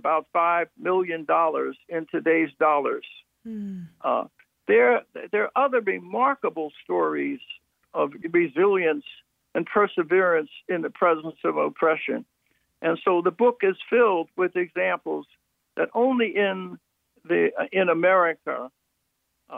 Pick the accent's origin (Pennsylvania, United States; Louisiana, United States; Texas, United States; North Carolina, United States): Pennsylvania, United States; Philadelphia; I was born in South Philadelphia during the Depression, during segregation, but we lived in a close-knit blue-collar neighborhood